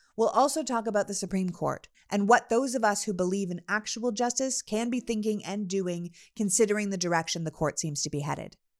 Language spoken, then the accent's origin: English; Canada; now in United States; we're both good old Canadian girls